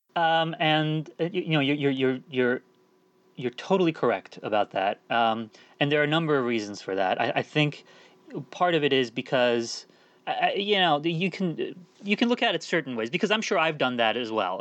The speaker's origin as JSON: {"language": "English", "town": "Washington", "region": "District of Columbia", "country": "United States", "tie": "born or raised there", "also_born_or_lived": "England / Turkey"}